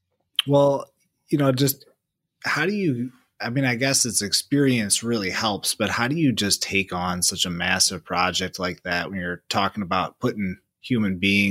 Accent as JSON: {"language": "English", "town": "DeKalb", "region": "Illinois", "country": "United States", "tie": "born or raised there", "said": "I'm from DeKalb, from the cornfield"}